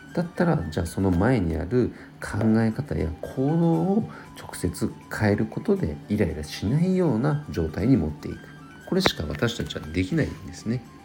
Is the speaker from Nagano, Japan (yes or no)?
yes; Nagano, Japan; 地元長野県